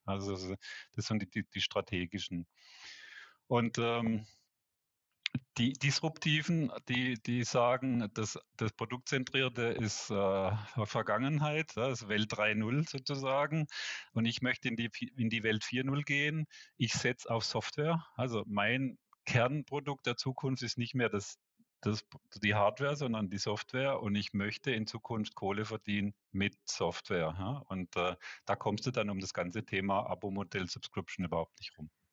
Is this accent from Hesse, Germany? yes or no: no; Black Forest, Baden-Württemberg, Germany; moved away as an adult; also born or lived in Karlsruhe / Walldorf / Munich; now in Switzerland; komme aus dem Schwarzwald